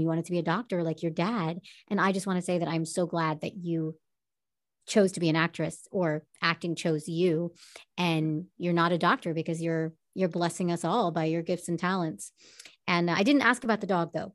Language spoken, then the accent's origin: English; Long Island, New York, United States; now in Los Angeles, United States; I'm born and raised in Long Island, New York